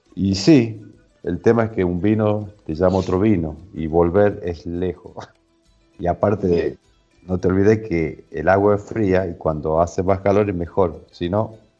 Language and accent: Spanish; northern Argentina, Argentina; recorriendo nuestras raíces, nuestro norte argentino